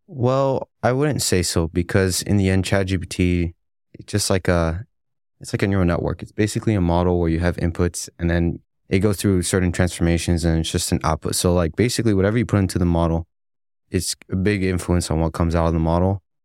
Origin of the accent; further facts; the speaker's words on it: McAllen, Texas, United States; now in Dallas, United States; I'm from McAllen, Texas, but my parents are originally from Egypt.